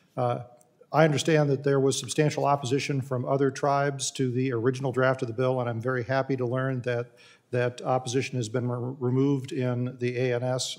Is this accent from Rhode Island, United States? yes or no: no; California, United States; my home state of California